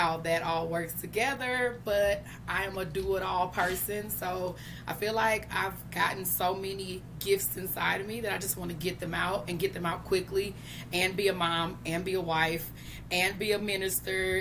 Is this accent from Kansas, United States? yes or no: no; St. Louis, Missouri, United States; I am from St. Louis, Missouri